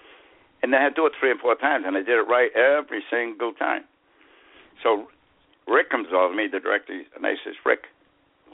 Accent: Boston, Massachusetts, United States; accent: Boston; moved away as an adult; now in Florida, United States; my Boston accent with the R's on the end

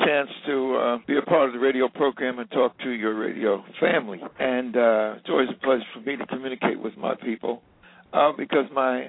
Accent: Newark, New Jersey, United States; I was born and raised in Newark, New Jersey.

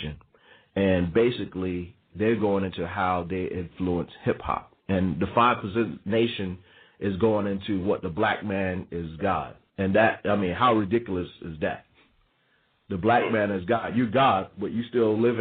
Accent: New York, United States; also born or lived in the South; growing up in New York, being born in New York, spending part of my life in the South and part of my life coming back to New York

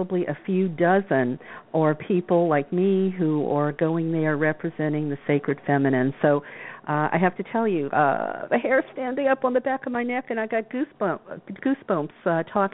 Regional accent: the South, United States; I was told as a nice girl growing up in the South

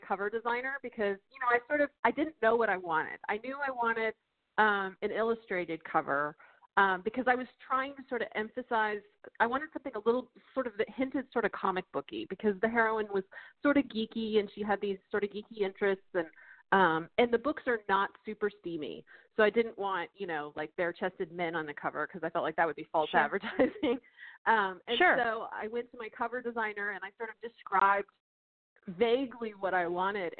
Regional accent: Texas, United States; my home state

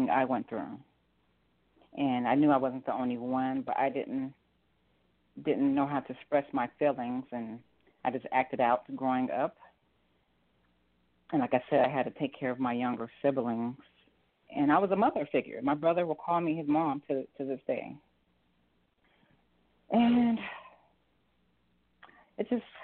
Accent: Denver, Colorado, United States; moved away as an adult; also born or lived in Los Angeles, California; now in Georgia, United States; we moved to Denver, Colorado when I was a little girl

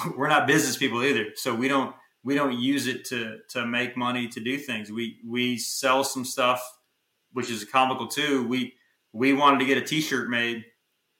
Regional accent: Texas, United States; We don't have those in Texas. We're from Texas

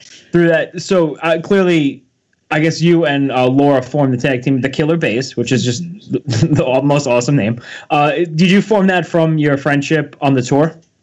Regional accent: Long Island, New York, United States; being an East Coaster myself, like I said, we're from New York, uh, Long Island area.

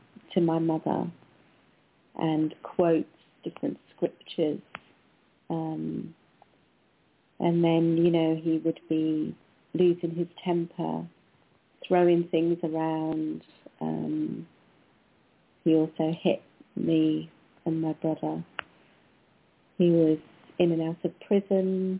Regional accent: Wales, United Kingdom; I was born in Wales, in the UK, part of the UK

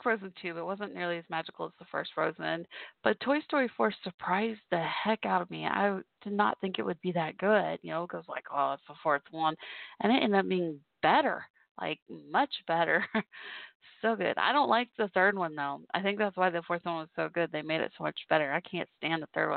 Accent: Dallas, Texas, United States; I'm from Dallas-Fort Worth, so Dallas Cowboys

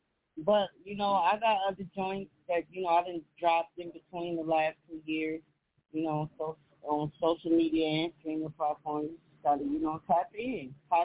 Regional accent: Atlanta, Georgia, United States; also born or lived in Florida; I'm in between my hometown, Atlanta, Florida.

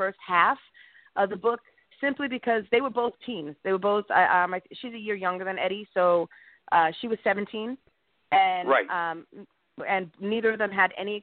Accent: Smithtown, New York, United States; I grew up in Long Island, New York

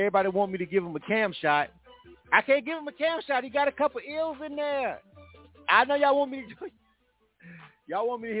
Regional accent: the South, United States; I'm not even from New York. I'm not. I'm from the South.

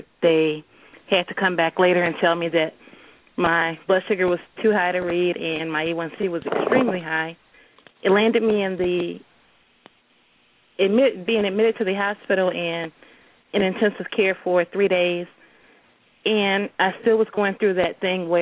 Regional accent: Detroit, Michigan, United States; now in Grand Rapids, United States; I am from Detroit. Originally from Detroit, living in Grand Rapids now.

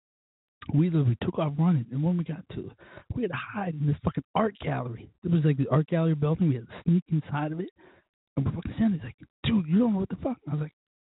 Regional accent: Scranton, Pennsylvania, United States; I'm from a very small community called Scranton, Pennsylvania

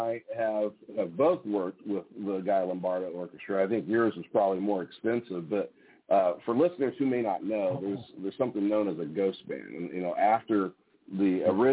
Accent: Kansas City, Missouri, United States; I was a part of a terrific school music program growing up in Kansas City, Missouri

